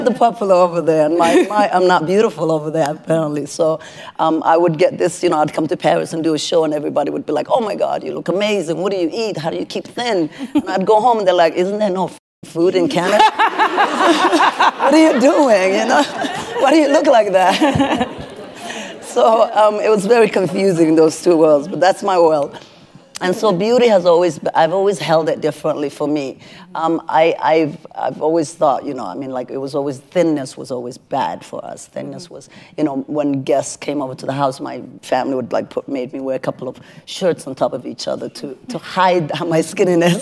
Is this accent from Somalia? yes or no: yes; Somalia; moved away; I'm from Somalia originally